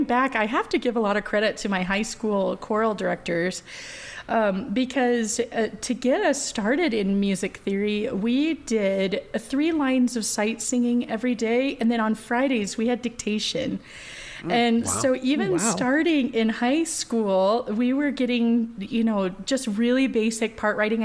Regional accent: Kansas City, Kansas, United States; moved away; also born or lived in Phoenix, Arizona; I was born and raised in outside of Kansas City, Kansas, and then my family moved to the Phoenix area, and that's where I went to high school.

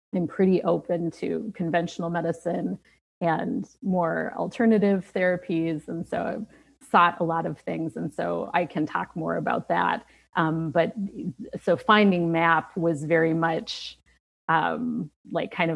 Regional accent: Minnesota, United States; moved away; although I don't live there now, I'm from Minnesota

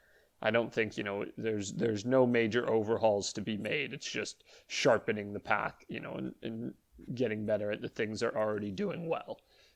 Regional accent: Canada; as a Canadian, I think Matthew Betts is going to get a bag thrown at him.

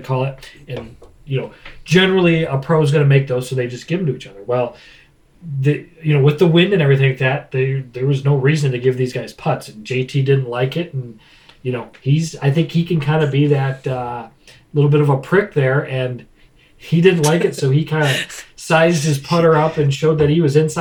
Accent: United States; as an American

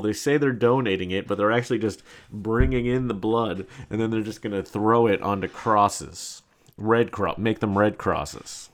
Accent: New York City, New York, United States; my right as a New Yorker

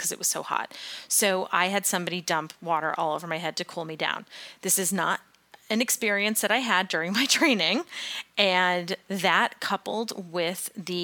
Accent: New England, United States; growing up in New England, living in New England, running in New England

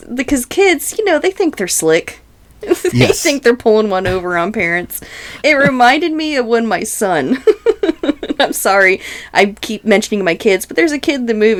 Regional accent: North Carolina, United States; When I grew up in North Carolina

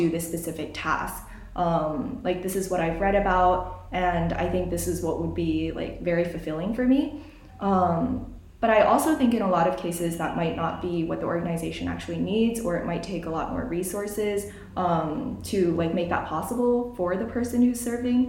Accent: Illinois, United States; moved away as an adult; now in Udaipur, India; This was in Illinois where I live, so my hometown

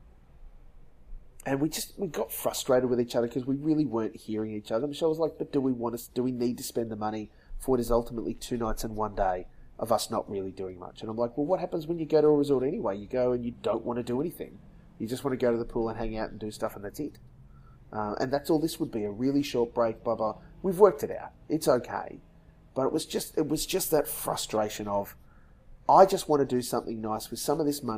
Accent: Dalby, Queensland, Australia; also born or lived in Sunshine Coast, Queensland; we moved from Dalby in Western Queensland to the Sunshine Coast.

